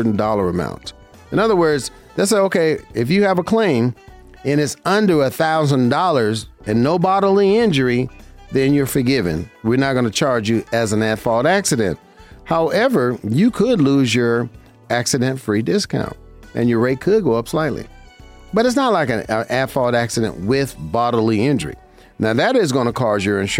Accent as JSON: {"language": "English", "town": "Las Vegas", "region": "Nevada", "country": "United States", "tie": "born or raised there", "said": "I've been here in my hometown, Las Vegas, Nevada"}